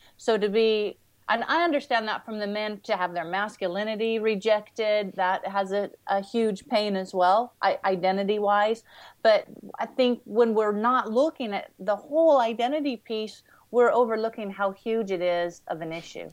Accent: Washington, United States; growing up in Washington State

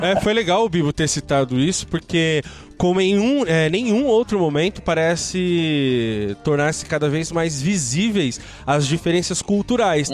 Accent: Brazil; nós, enquanto brasileiros

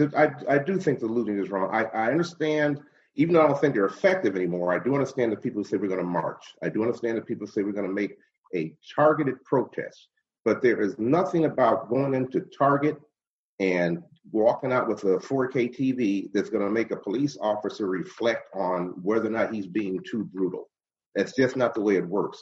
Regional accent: Cleveland, Ohio, United States; also born or lived in Shaker Heights, Ohio / Solon, Ohio; now in Orange, United States; I grew up on Phillips Avenue in the Glenville area

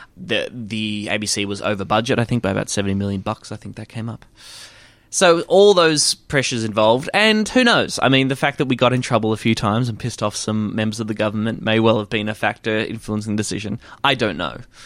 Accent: Warrnambool, Victoria, Australia; a little kid growing up in Warrnambool

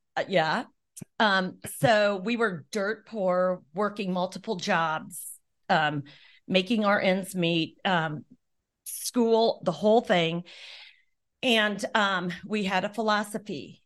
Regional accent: Arlington, Nebraska, United States; we just grew up in small town, Arlington, and loved it

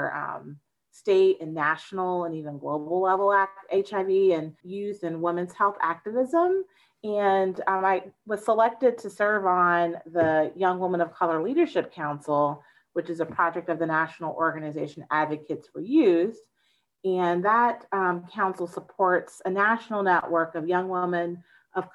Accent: Tampa, Florida, United States; I grew up in Florida, in the Tampa Bay area to be exact

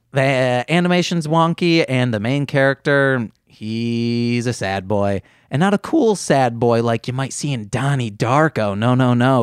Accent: Muskegon, Michigan, United States; we're from Michigan, Muskegon, Michigan

